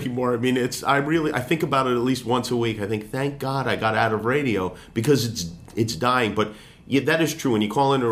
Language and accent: English; Las Vegas, Nevada, United States; moved away as an adult; also born or lived in Brooklyn, New York / Phoenix / Seattle / Tampa; I grew up in, well, I was born in Brooklyn. We moved to Vegas when I was 9. I did college radio when I was in high school in Las Vegas